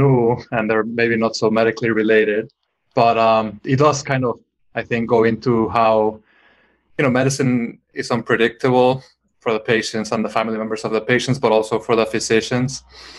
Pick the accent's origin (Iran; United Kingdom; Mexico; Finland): Mexico; moved away; I grew up in Mexico, so I read a lot of more Latin American literature growing up.